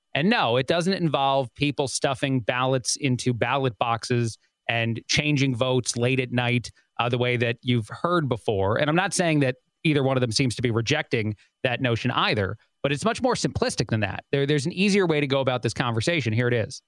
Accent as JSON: {"language": "English", "region": "East Coast", "country": "United States", "tie": "born or raised there", "moved": "yes", "said": "I grew up on the East Coast"}